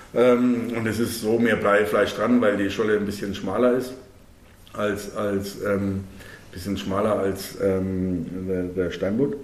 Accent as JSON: {"language": "German", "country": "Germany", "said": "bei uns in Deutschland"}